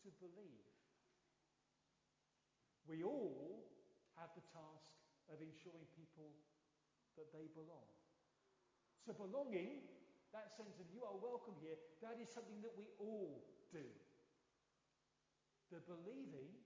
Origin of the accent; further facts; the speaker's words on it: London, United Kingdom; I'm a Londoner